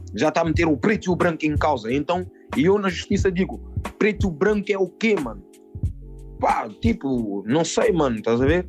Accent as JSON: {"language": "Portuguese", "country": "Portugal", "tie": "born or raised there", "said": "eu nasci em Portugal, estás a ver, mano? Os meus pais são cabo-verdianos"}